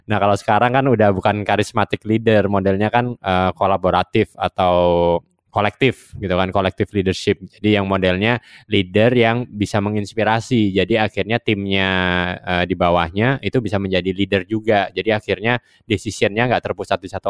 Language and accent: Indonesian; Java, Indonesia; Gue gua orang Jawa ya.